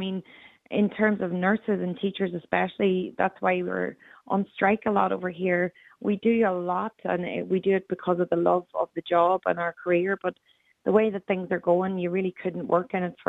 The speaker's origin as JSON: {"language": "English", "country": "Ireland", "lives_now": "Australia", "said": "every time I came home to Ireland for a holiday, I'd come back and my accent had sped up again."}